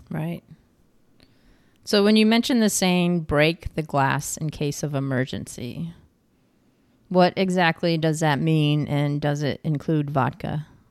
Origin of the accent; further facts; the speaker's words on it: New York, United States; I'm from New York State